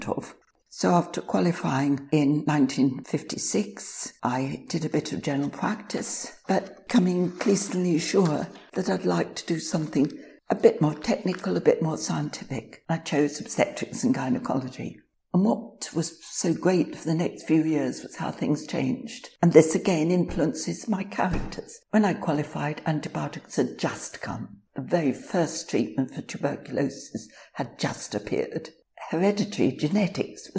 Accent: London, United Kingdom; accent: Cockney; also born or lived in Vale of Glamorgan, Wales; now in Wales, United Kingdom; I'm a Cockney kid, born in Plaistow, West Ham

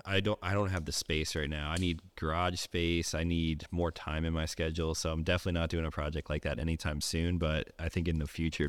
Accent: Pennsylvania, United States; I grew up in Eastern Pennsylvania, north of Philadelphia, about an hour and a half, kind of in a pretty rural area, similar to this, like very small town.

